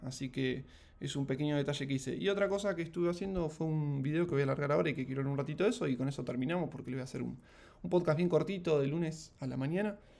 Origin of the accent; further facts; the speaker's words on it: Mar del Plata, Buenos Aires Province, Argentina; also born or lived in Ushuaia / Rosario; Yo soy de Mar del Plata